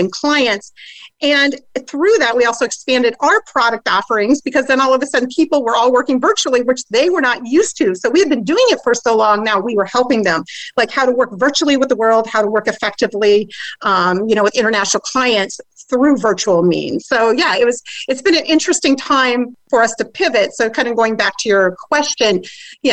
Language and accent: English; Iowa, United States; also born or lived in Japan; I'm from Iowa